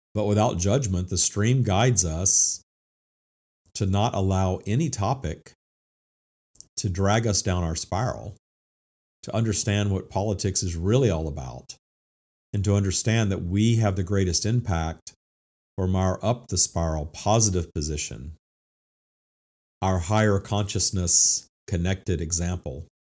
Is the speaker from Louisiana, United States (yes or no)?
yes; Minden, Louisiana, United States; I attended, uh, the First United Methodist Church in Minden, Louisiana